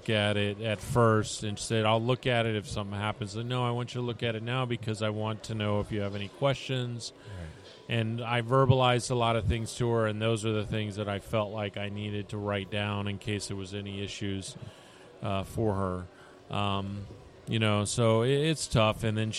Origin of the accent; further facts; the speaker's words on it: Tampa, Florida, United States; I'm from Tampa.